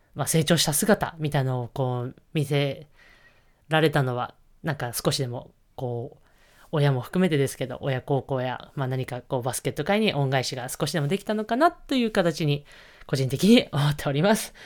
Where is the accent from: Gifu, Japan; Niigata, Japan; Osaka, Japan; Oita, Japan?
Niigata, Japan; moved away; 私の地元の新潟県で、えー、行われました